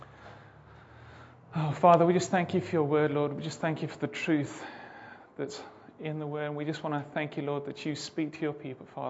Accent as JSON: {"language": "English", "country": "Zimbabwe", "tie": "born or raised there", "moved": "as an adult", "said": "We're originally from Zimbabwe. My wife and I both grew up there."}